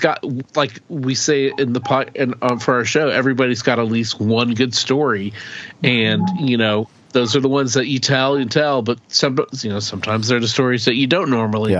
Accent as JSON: {"language": "English", "region": "rural Oklahoma", "country": "United States", "tie": "born or raised there", "said": "we grew up in Oklahoma, so you know, in rural Oklahoma, in a mm-hmm. small town"}